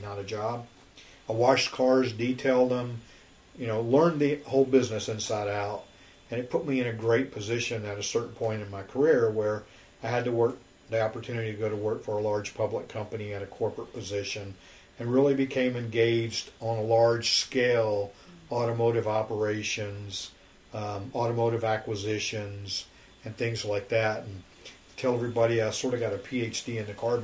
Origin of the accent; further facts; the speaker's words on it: Memphis, Tennessee, United States; moved away as an adult; also born or lived in California; now in Houston, United States; I was raised in Memphis, Tennessee.